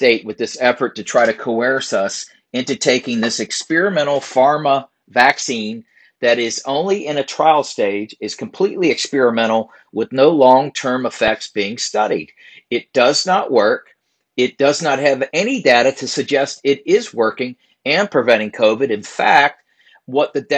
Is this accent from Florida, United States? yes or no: no; Virginia, United States; my home state, Virginia